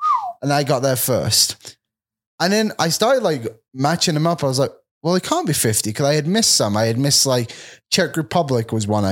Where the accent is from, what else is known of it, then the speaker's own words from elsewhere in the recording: England, United Kingdom; moved away; I'm English.